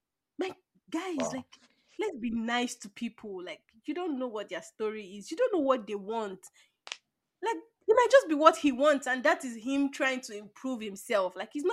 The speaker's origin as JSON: {"language": "English", "country": "Nigeria", "first_language": "English", "moved": "yes"}